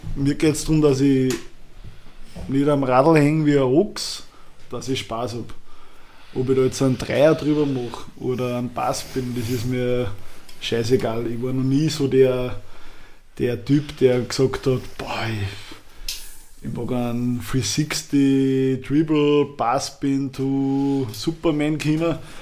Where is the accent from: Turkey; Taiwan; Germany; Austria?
Austria; Upper Austria; bei uns in Oberösterreich